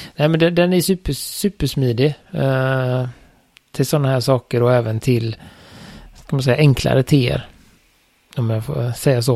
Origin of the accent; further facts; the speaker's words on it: Sweden; jag är ju svensk